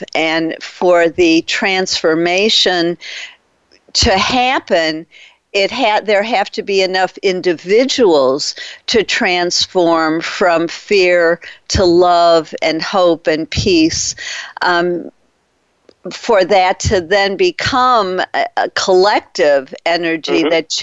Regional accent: Detroit, Michigan, United States; I'm from Detroit, and my father was a big fan of the Detroit Tigers.

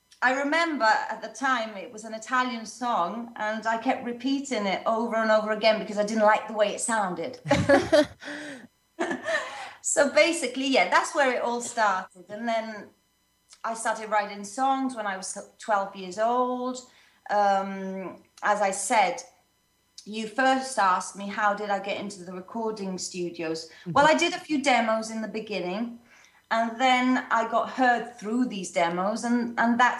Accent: Swansea, Wales, United Kingdom; moved away as an adult; also born or lived in London; now in Italy; I was born in London. And then when I was a little girl, my family and I transferred to South Wales, to a city called Swansea

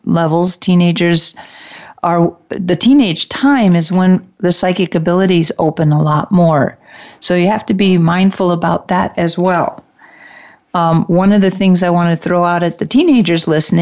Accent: Detroit, Michigan, United States; I'm from the Detroit area, and we had a class trip to the top of one of the tallest buildings in Detroit

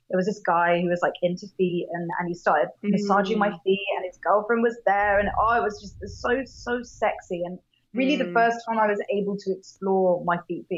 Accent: United Kingdom; we are both British

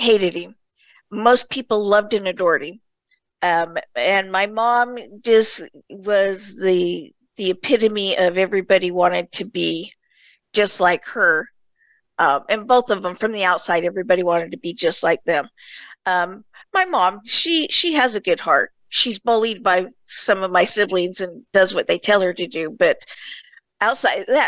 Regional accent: Murray, Utah, United States; I was born in Utah, in Murray, Utah, just outside of Salt Lake.

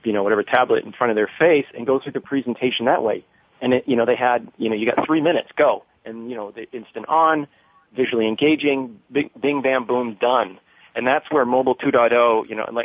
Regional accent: Maine, United States; now in Seattle, United States; I grew up on the East Coast up in Maine

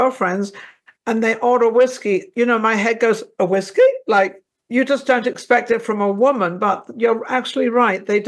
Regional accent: England, United Kingdom; I come from England.

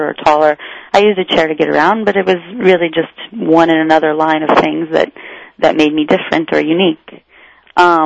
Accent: Iowa, United States; growing up in Iowa in a rural area

